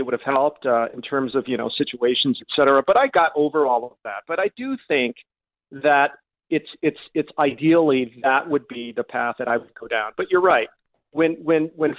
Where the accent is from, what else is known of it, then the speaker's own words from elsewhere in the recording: Kansas City, Missouri, United States; I was born in Kansas City, Missouri